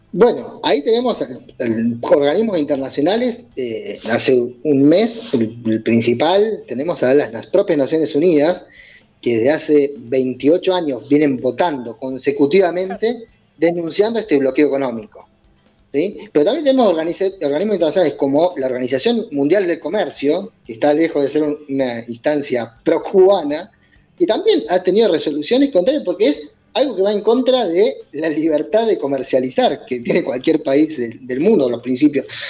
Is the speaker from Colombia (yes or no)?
no; Argentina; also born or lived in Bahía Blanca; vemos nosotros en Bahía Blanca, como Argentina